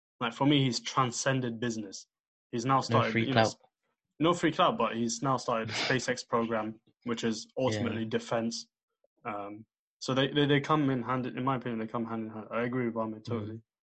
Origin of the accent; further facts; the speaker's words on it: United Kingdom; looking at me, no one will know that I'm British, but at the same time, an Algerian guy won't be like, oh yeah, you're Algerian.